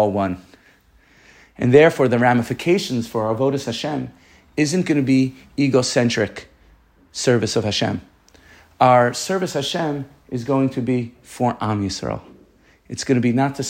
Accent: New York City, New York, United States; I'm from Staten Island

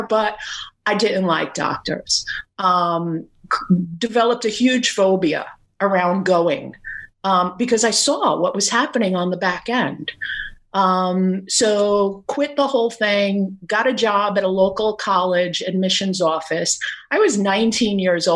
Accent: New York City, New York, United States; also born or lived in Brooklyn, New York / Staten Island, New York; I was born in Brooklyn, raised in Queens, moved to Staten Island about 30 years ago.

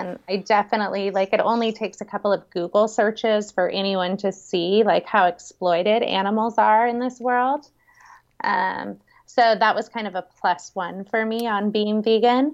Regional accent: San Francisco Bay Area, California, United States; now in Kauai, United States; right outside of San Francisco in the Bay Area

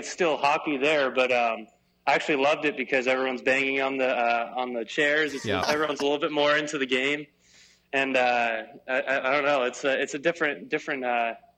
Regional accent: United States; us American guys

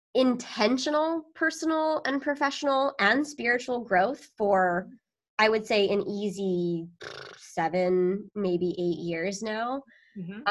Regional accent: near Sacramento, Northern California, United States; moved away as an adult; also born or lived in Chicago; now in Long Beach, United States; born in Long Beach actually, but raised up in Northern California, close to like the Sacramento area

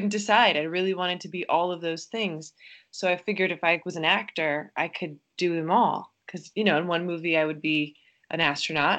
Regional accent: New York City, New York, United States; I grew up in Queens, New York, you know, very much middle class

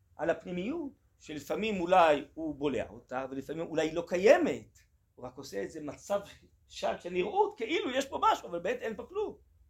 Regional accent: Tel Aviv, Tel Aviv District, Israel; אני אה, גדלתי אה, בתל אביב

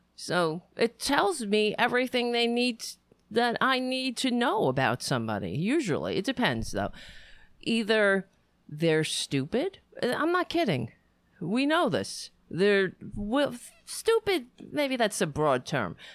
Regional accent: New York, United States; I would always feel like a New Yorker. This has always been my home

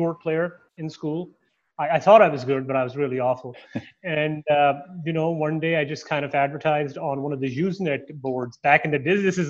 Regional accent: Canada; also born or lived in Toronto; now in United States; I'm Canadian

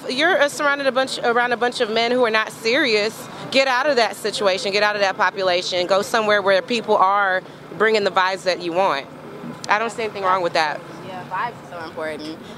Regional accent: Texas, United States; Well, I'm I'm Nigerian too, but I was born and raised in Texas. Lived in Texas all my life. Um, so it's been about 28 years now. I went to school in East Texas and I moved right back to North Texas. So I'm I'm a Texan at heart, but Nigerian by birth. Nigerian in the blood.

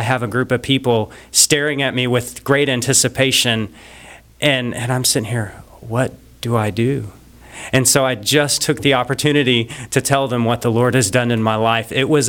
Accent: United States; because I was from America

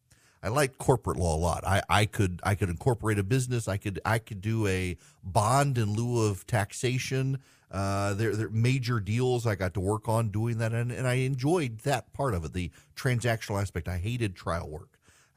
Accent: Dubai, United Arab Emirates; now in United States; I grew up in Dubai and spent most of my life traveling the world before coming back to the South.

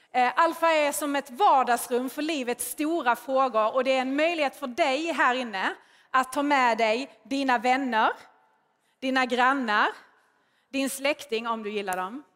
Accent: Skåne, Sweden; accent: Scanian; jag är ju skåning, hör ni ju

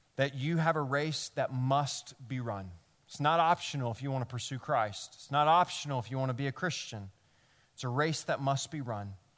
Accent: Memphis, Tennessee, United States; now in New York, United States; I'm from Memphis

